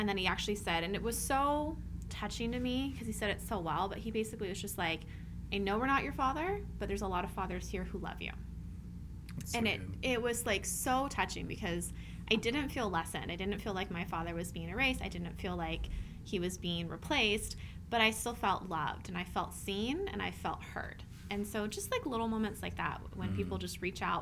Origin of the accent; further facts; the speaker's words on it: Southern Oregon, United States; moved away; I'm from Southern Oregon